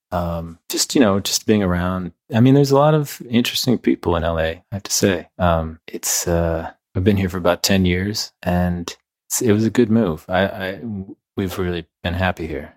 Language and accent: English; Midwest, United States; moved away; also born or lived in New York; growing up in the Midwest